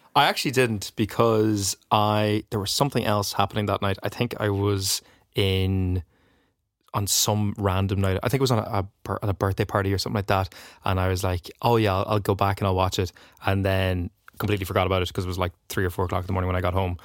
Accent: Donegal, Ulster, Ireland; I'm from Donegal

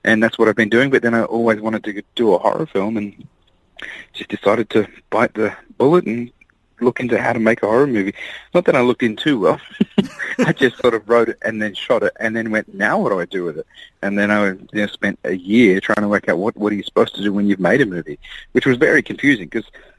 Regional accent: Australia; growing up in Australia, we entered Trop Fest

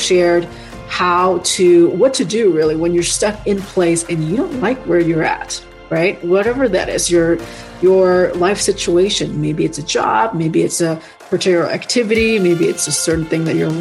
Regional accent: Indonesia; moved away; my home country in Indonesia

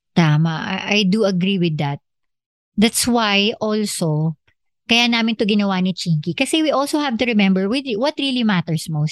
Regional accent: Philippines; meron talaga tayo bilang Pilipino na nakasanayan

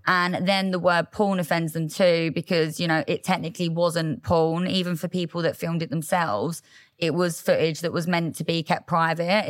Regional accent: Loughton, East of England, United Kingdom; I grew up in Essex.

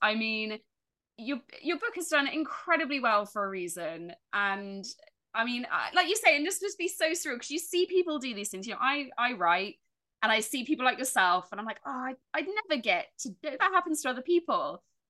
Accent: Dorchester, South West England, United Kingdom; moved away; also born or lived in Bridport; I grew up in Dorchester when I lived there first, then Bridport

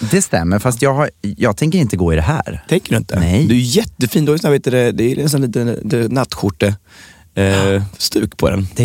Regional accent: Södermanland, Sweden; Jag har ju varit i i, eh, i, mycket ute i Sörmland har jag varit och mm. föreläst. I mina hemtrakter?

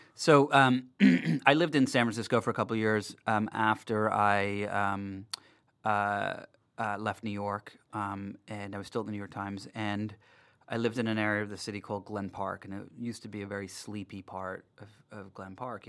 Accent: Darlington, North East England, United Kingdom; moved away; I was born in England, um, in the north of England, in a little town called Darlington

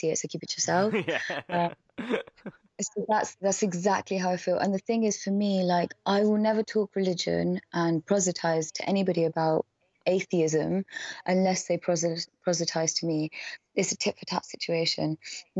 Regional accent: Oxford, South East England, United Kingdom; I was born and raised in Oxford

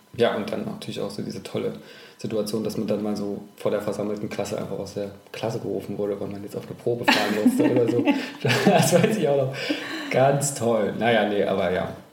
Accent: Thuringia, Germany; moved away as an adult; also born or lived in Hamburg / Düsseldorf; Ich bin in Thüringen aufgewachsen

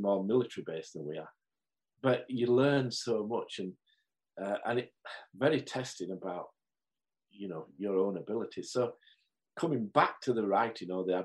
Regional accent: Marsden, Yorkshire and the Humber, United Kingdom; a young lad growing up in Marsden, on the hills of Marsden

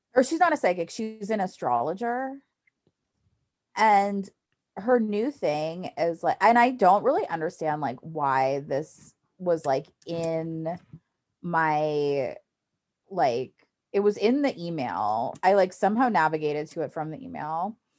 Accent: New York City, New York, United States; I was born in New York City

